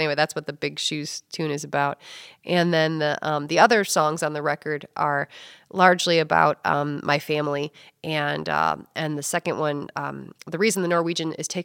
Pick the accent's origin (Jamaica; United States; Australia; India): United States; Rockford, Illinois; also born or lived in Chicago, Illinois; I am originally from Rockford, Illinois. I grew up going to Rockford schools